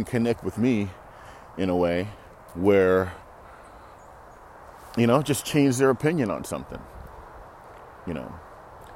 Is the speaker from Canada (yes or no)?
yes; Toronto, Ontario, Canada; as a kid, growing up in Toronto